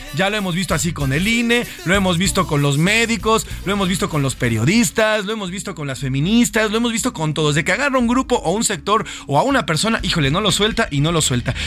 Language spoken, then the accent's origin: Spanish; Mexico; la mayoría de los mexicanos nos gusta el fútbol